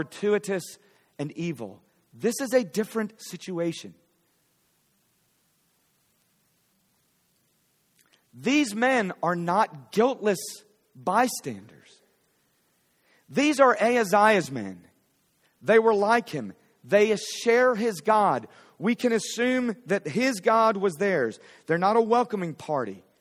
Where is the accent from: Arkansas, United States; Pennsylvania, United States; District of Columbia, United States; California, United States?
Pennsylvania, United States; Philadelphia; now in Fort Worth, United States; I'm from Philly.